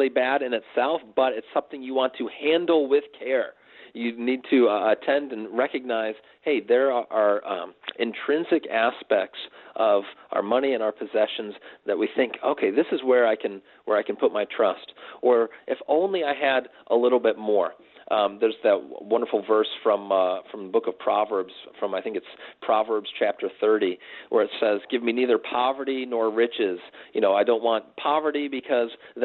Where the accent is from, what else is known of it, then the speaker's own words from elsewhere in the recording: United States; as American Christians